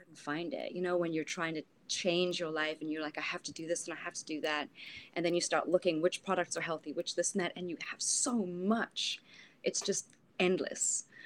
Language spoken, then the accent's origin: English; South Africa; moved away; I'm from South Africa